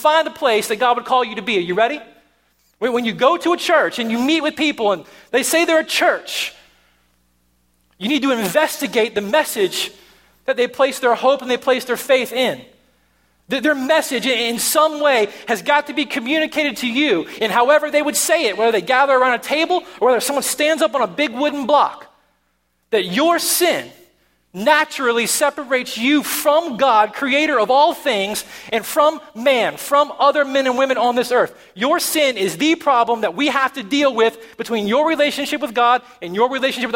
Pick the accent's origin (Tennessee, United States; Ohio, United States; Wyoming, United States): Tennessee, United States; moved away; I'm from Tennessee